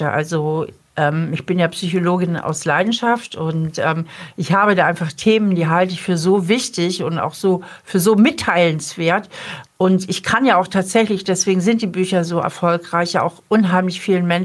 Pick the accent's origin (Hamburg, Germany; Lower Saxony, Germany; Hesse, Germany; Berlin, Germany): Hamburg, Germany; now in Trier, Germany; Ja, es ist halt meine alte Heimat.